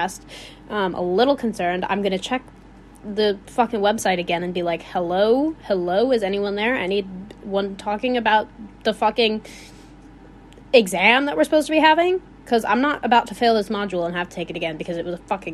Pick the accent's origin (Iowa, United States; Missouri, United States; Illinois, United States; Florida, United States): Illinois, United States; accent: Midwestern; I sound like I'm from Wisconsin. I'm not from Wisconsin. But from Illinois.